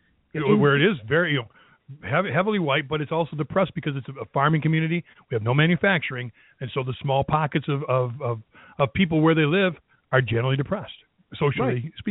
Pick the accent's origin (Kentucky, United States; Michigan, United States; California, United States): Michigan, United States; Right here in my home state, right in the greater Detroit area.